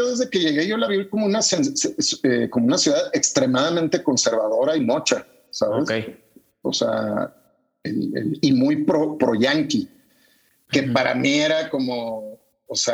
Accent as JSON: {"language": "Spanish", "country": "Panama", "said": "vengo de Panamá"}